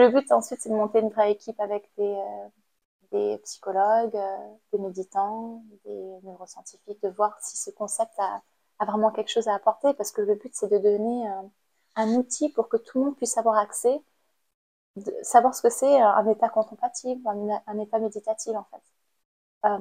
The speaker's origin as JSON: {"language": "French", "country": "Cambodia", "tie": "born or raised there", "moved": "as an adult", "lives_now": "France", "said": "j'ai grandi au Cambodge euh, et j'ai passé mon bac au Cambodge. Je suis arrivée en France en 2014."}